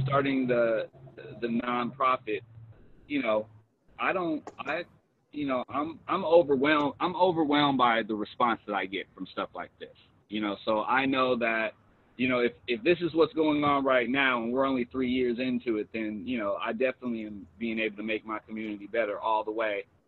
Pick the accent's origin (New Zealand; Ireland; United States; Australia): United States; Los Angeles, California; I'm originally from South Central Los Angeles, they calling it South L.A. now